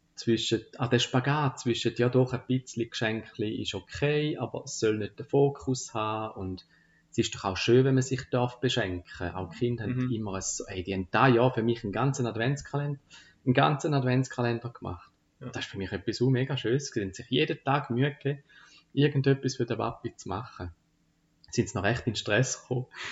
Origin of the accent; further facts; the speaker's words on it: Frauenfeld, Thurgau, Switzerland; Frauenfeld ist so meine Heimatstadt